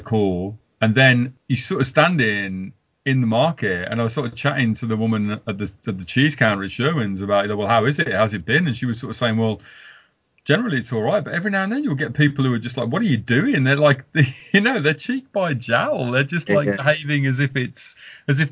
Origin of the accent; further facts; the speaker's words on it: Walsall, West Midlands, United Kingdom; I'm from Walsall